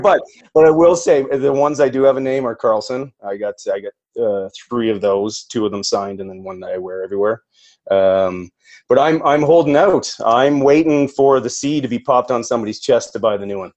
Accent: Perth, Ontario, Canada; moved away as an adult; now in Alberta, Canada; I grew up actually in Perth, Ontario.

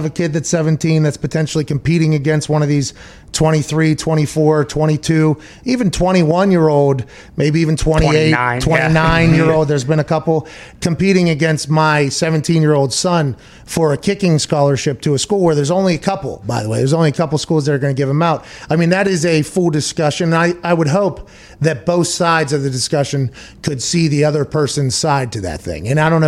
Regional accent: United States; But I'm allowed to talk shit. I'm an American.

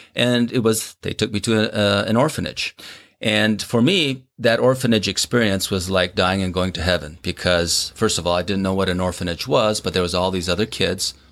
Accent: Minnesota, United States; born or raised there; also born or lived in South Korea

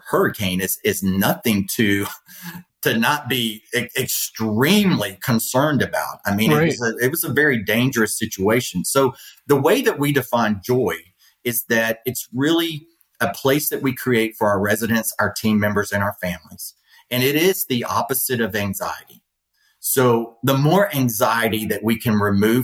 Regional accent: Louisiana, United States; now in Florida, United States; I grew up in Louisiana. I live in Florida.

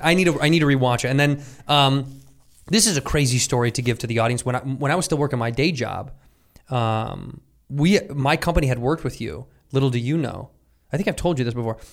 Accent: Chicago, Illinois, United States; When I was a youth, I grew up in Chicago

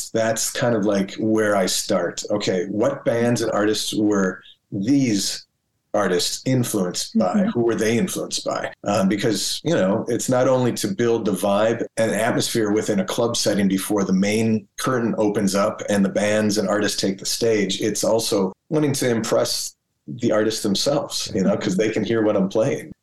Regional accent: Minneapolis, Minnesota, United States; being able to like go dance at a club downtown Minneapolis with friends

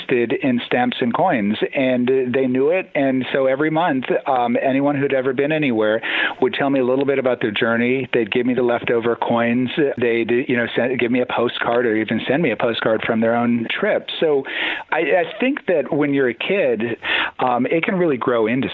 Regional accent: Toledo, Ohio, United States; I grew up in Toledo, Ohio

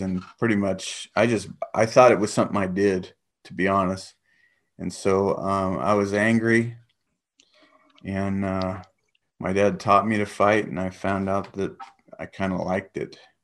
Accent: San Diego, California, United States; moved away as an adult; also born or lived in Guam / Los Angeles / Big Bear; now in Texas, United States; spent most of my life, um, in San Diego.

